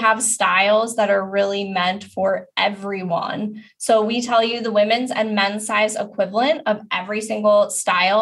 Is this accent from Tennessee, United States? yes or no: no; New York, United States; also born or lived in Cape Cod; now in Boston, United States; I am a New Yorker originally